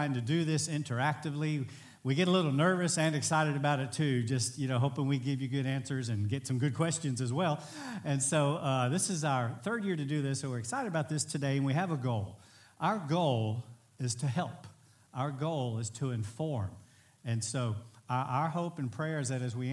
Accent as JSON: {"language": "English", "town": "Bridge City", "region": "Texas", "country": "United States", "tie": "born or raised there", "said": "my hometown's a small town, Bridge City, Texas, under 6,000 people"}